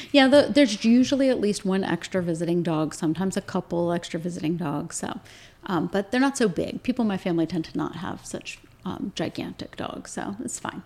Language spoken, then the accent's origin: English; Williamsburg, Virginia, United States; moved away as an adult; also born or lived in St. Louis, Missouri; now in Winchester, United States; we grew up in Virginia and we were living in St. Louis